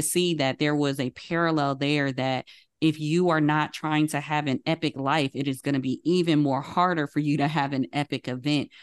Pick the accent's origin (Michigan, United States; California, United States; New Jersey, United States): New Jersey, United States; Paterson; Growing up in the Baptist church in Patterson, New Jersey, I was a young child